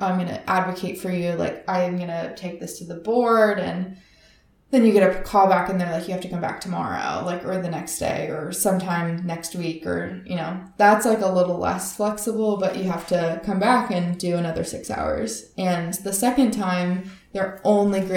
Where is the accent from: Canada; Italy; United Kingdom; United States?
United States; Northern California; I grew up in Northern California, so in the mountains